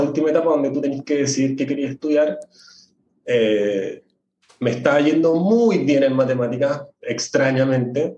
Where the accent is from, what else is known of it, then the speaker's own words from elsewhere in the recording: Santiago, Santiago Metropolitan Region, Chile; soy mm, floridano eh, de Santiago